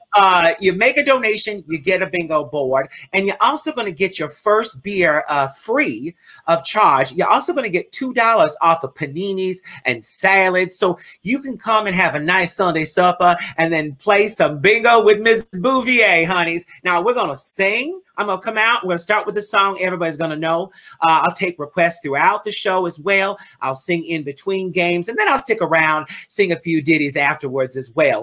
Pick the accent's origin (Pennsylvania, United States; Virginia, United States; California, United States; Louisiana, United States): Louisiana, United States; New Orleans; I come from New Orleans